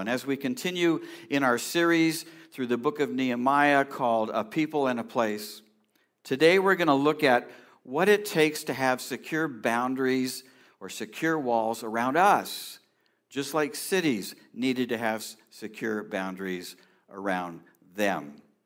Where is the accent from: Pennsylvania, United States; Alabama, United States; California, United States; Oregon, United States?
California, United States; I grew up in California